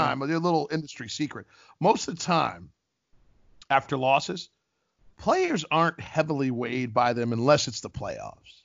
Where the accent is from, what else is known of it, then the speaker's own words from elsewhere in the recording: Ohio, United States; also born or lived in Columbus, Ohio / Cincinnati, Ohio / Bowling Green, Ohio; I was born in Columbus, Ohio